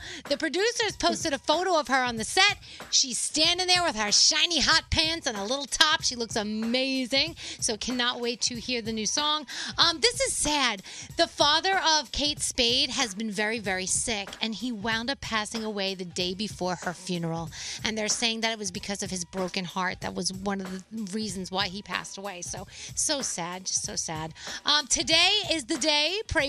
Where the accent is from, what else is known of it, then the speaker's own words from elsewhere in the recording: New York City, New York, United States; When I was growing up in the Bronx